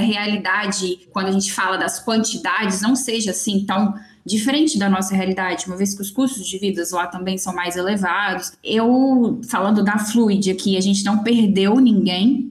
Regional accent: Belo Horizonte, Minas Gerais, Brazil; now in Espírito Santo, Brazil; eu sou de Belo Horizonte

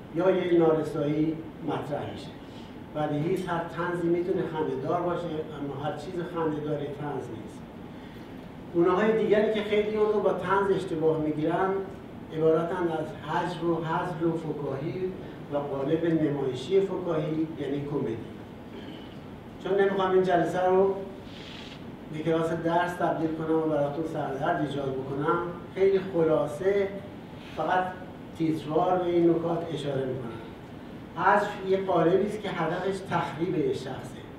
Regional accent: Iran; ما ایرانی هستیم

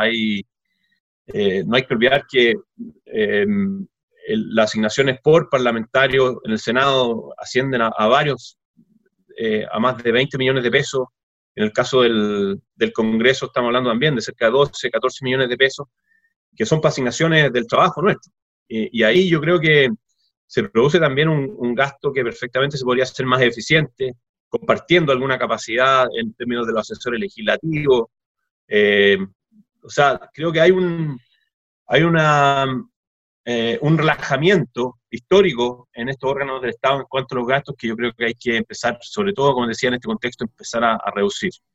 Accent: Chile; ya que somos todos chilenos

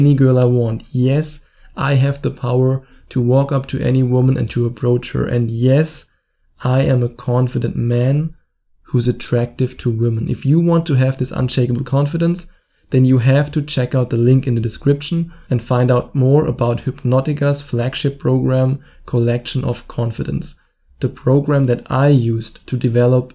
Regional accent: Germany; accent: German; English is a second language; my annoying German accent

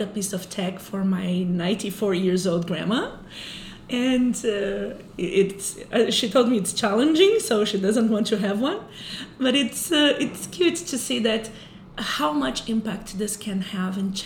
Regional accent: Brazil; moved away; I'm from Brazil

